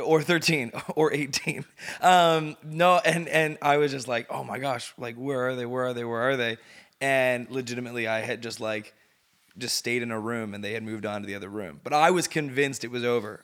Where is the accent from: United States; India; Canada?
Canada; Sudbury, Ontario; moved away; I grew up in Sudbury.